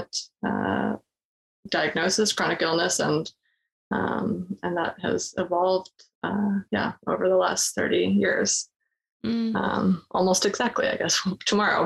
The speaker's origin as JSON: {"language": "English", "town": "Boston", "region": "Massachusetts", "country": "United States", "said": "I'm from Boston area"}